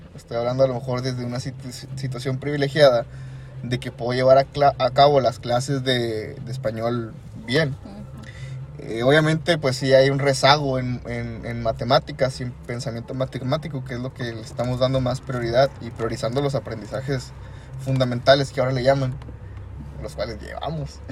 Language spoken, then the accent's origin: Spanish; Coahuila, Mexico; nuestro estado de Coahuila